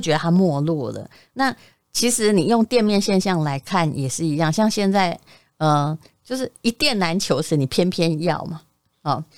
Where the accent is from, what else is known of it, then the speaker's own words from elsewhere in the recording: Yilan County, Taiwan; moved away; 我以前在宜兰的时候也曾经买过一间房